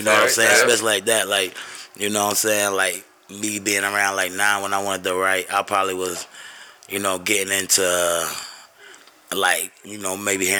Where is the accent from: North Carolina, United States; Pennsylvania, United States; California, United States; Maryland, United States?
North Carolina, United States; also born or lived in Queens, New York / Brooklyn, New York; I always say I grew up in the South because I grew up in North Carolina.